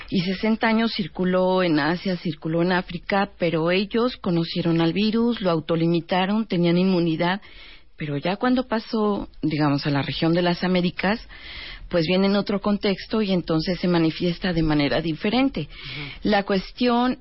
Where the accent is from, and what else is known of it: Mexico